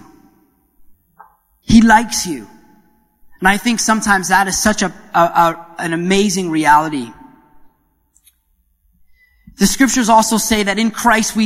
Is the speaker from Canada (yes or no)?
yes; Canada; moved away; being the Canadian that I am